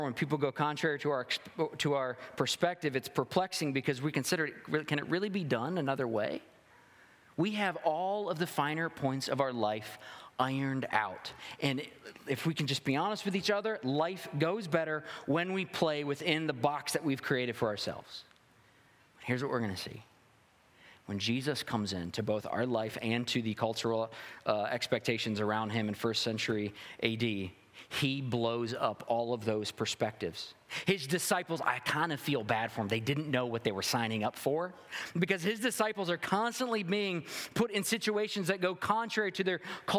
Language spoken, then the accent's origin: English; the South, United States; I'm a Southerner.